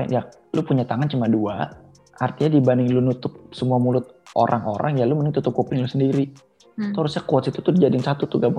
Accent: Aceh, Indonesia; tapi kalau gue ya emang gue Aceh

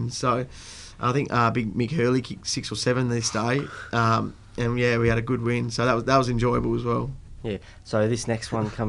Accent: Italy; Uh, it was an advantage growing up in Italy, and you know I had Adam with me. He's another Italian

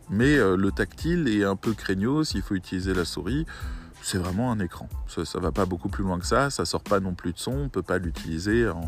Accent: Syria; Moi, je viens de Syrie, hein, je vous le dis.

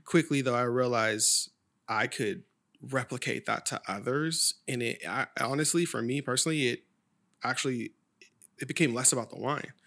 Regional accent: Sacramento, California, United States; growing up in Oak Grove

